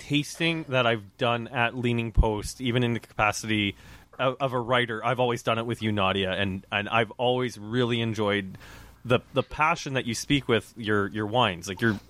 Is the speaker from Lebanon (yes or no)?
no; Regina, Saskatchewan, Canada; moved away; I grew up in Regina